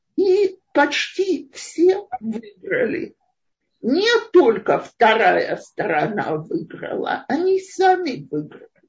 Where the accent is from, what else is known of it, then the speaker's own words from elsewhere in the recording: Russia; moved away as an adult; now in Israel; Мой муж израильтянин, я из России